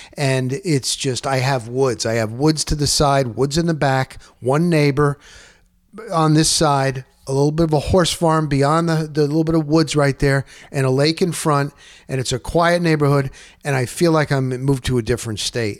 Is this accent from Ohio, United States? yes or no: no; New Jersey, United States; also born or lived in Scranton, Pennsylvania; I was raised in New Jersey, North Jersey.